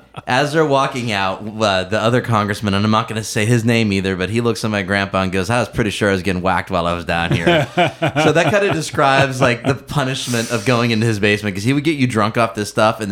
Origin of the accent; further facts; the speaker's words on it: Youngstown, Ohio, United States; I'm from Northeast Ohio, the Youngstown area.